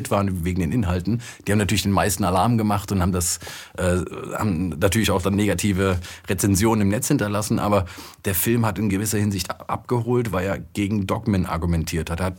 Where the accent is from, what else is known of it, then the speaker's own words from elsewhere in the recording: Frankfurt, Hesse, Germany; ich komme aus Frankfurt, da siehst du diese Bankentürme